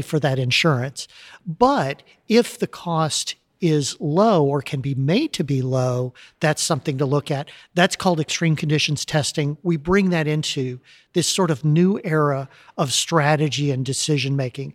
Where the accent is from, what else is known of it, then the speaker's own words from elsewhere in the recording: Texas City, Texas, United States; moved away as an adult; I grew up in a little town called Texas City, down by the coast here